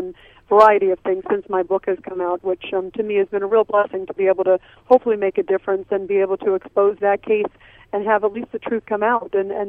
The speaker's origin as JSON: {"language": "English", "country": "United States", "lives_now": "New York City, United States", "said": "as an American"}